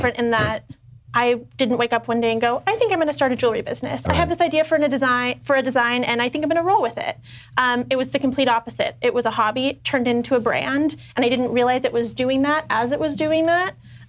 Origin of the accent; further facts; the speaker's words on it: Northern California, United States; I grew up in Northern California.